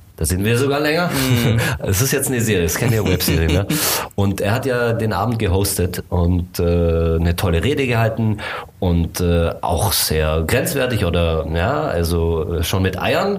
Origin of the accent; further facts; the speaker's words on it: Germany; also born or lived in Bucharest, Romania / United States; ich bin hier in Deutschland aufgewachsen, ich bin in Bukarest geboren